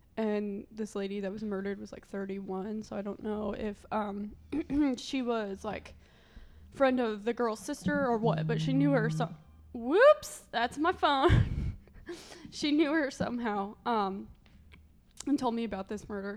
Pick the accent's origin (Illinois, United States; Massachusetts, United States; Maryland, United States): Illinois, United States; Marion; my hometown is well, I just say it's Marion, Illinois, even though my actual hometown is outside of Marion, Illinois